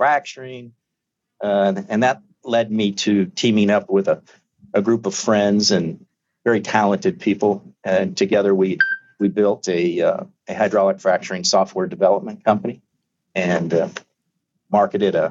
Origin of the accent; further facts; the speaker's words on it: Arizona, United States; moved away as an adult; also born or lived in Mexico; I'm from Arizona, raised there, went to school there